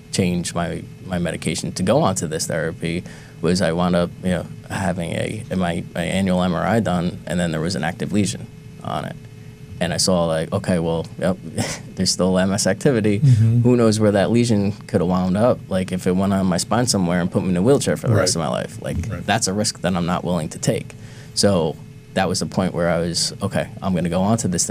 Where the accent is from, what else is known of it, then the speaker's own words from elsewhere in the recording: New Jersey, United States; moved away as an adult; now in Cambridge, United States; we're all from New Jersey